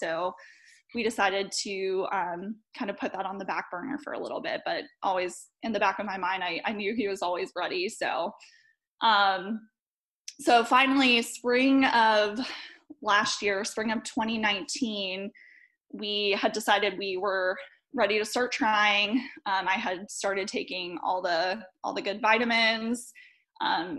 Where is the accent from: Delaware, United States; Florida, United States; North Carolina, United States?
North Carolina, United States; Charlotte; I'm from Charlotte, North Carolina.